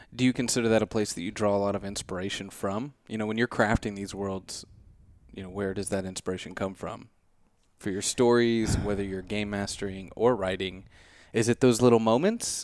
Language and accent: English; Midwest, United States; growing up in the Midwest